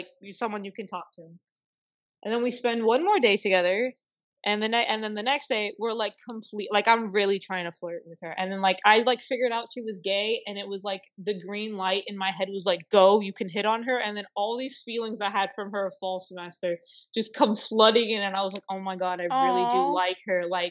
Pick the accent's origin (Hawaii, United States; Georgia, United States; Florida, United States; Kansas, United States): Florida, United States; South; moved away; I'm from South Florida